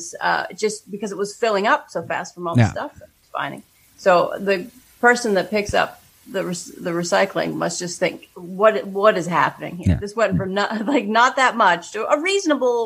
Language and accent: English; Pittsburgh, Pennsylvania, United States; moved away; I grew up on the East Coast, and in Pittsburgh